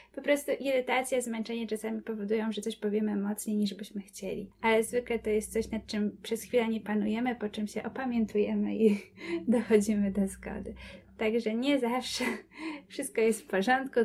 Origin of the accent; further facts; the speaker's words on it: Kobyłka, Masovian Voivodeship, Poland; jestem z Kobyłki